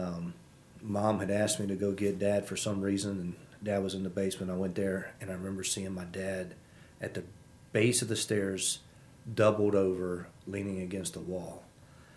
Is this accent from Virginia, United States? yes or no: yes; Manassas, Virginia, United States; also born or lived in Hopewell, Virginia / Petersburg, Virginia / Spring Creek, Virginia; now in Front Royal, United States; I am born and raised in Virginia